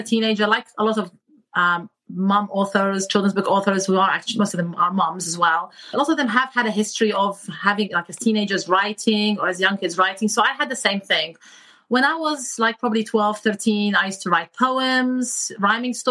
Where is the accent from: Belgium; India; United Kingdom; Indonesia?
United Kingdom; England; moved away as an adult; also born or lived in Iraq / Michigan, United States; now in California, United States; Me and my family immigrated to the United Kingdom when I was 8. And so I grew up there, went to school there, went to medical school there.